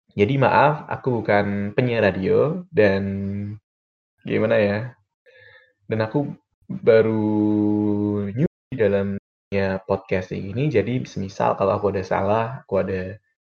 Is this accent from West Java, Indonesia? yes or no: no; Demak, Central Java, Indonesia; moved away as an adult; now in Semarang, Indonesia; aku berasal dari Demak dan sekarang sedang tinggal di Semarang